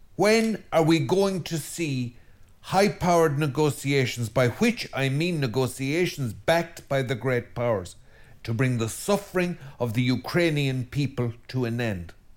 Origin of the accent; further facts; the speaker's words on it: Ireland; as an Irishman and as an Irish Christian and priest